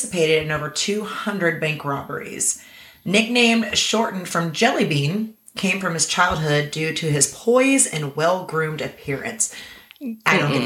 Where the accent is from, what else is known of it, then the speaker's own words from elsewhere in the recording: Kansas City, Missouri, United States; also born or lived in Tennessee; I was born and raised in Kansas City with a short stint living in Tennessee.